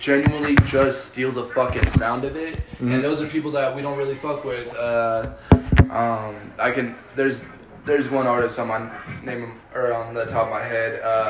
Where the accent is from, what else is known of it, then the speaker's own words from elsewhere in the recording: Colorado, United States; first language Spanish; English is a second language; But I'm from Colorado.